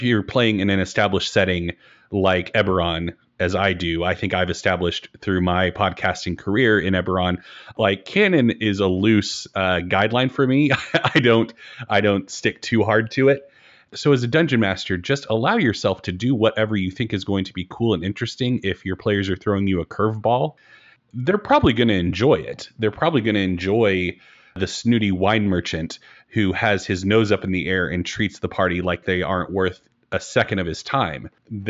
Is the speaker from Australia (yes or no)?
yes; Australia; It certainly was not Australian. And as an Australian, I was like, okay, well, that hurts a little bit more coming from you.